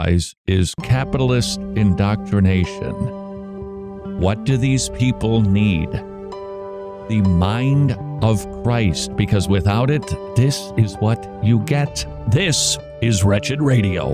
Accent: Minnesota, United States; Minnesota science teacher. Way to go, my home state

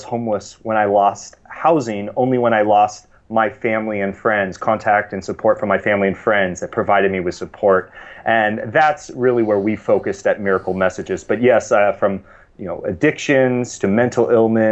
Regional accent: East Bay, San Francisco Bay Area, California, United States; I grew up in the East Bay, in the San Francisco Bay Area

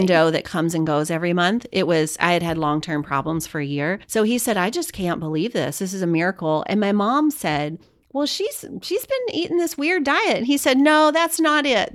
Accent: Louisiana, United States; I'm Cajun, I'm from Louisiana

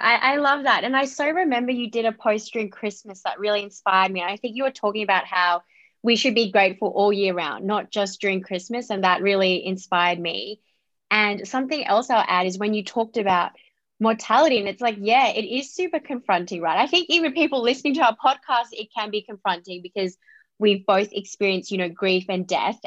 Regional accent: Australia; I was born in Australia, but I have a Vietnamese Chinese background

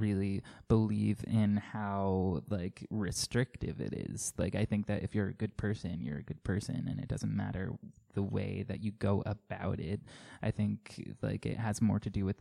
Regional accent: Coram, New York, United States; now in Farmingville, United States; I grew up on Long Island in, like, Coram.

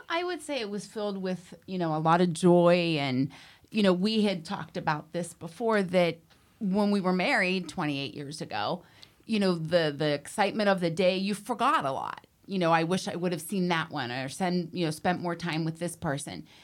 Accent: New Castle, Pennsylvania, United States; moved away as an adult; now in Florida, United States; I was born in Newcastle, Pennsylvania.

